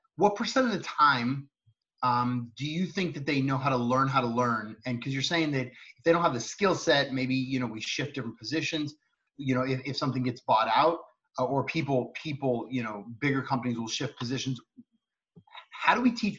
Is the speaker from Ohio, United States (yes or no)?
no; Cupertino, California, United States; I grew up in Cupertino, California